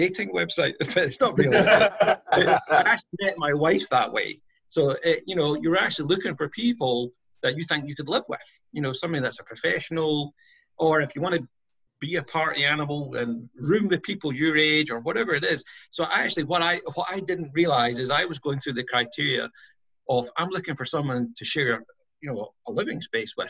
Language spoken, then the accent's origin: English; Scotland, United Kingdom; moved away as an adult; now in United States; born and raised in Scotland